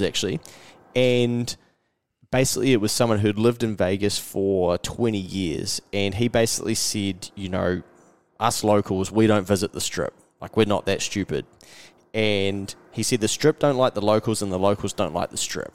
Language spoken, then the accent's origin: English; New Zealand; from New Zealand